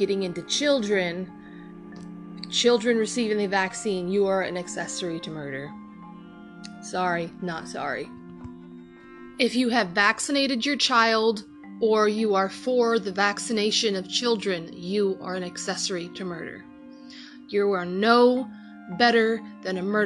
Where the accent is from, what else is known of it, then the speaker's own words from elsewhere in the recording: United States; as an American, as somebody who lives in America, who lives in the US